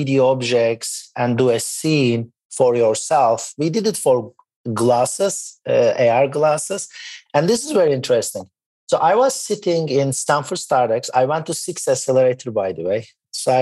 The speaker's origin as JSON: {"language": "English", "country": "Turkey", "tie": "born or raised there", "also_born_or_lived": "Boston, United States", "moved": "yes", "said": "I was born in Boston and moved back to Turkey."}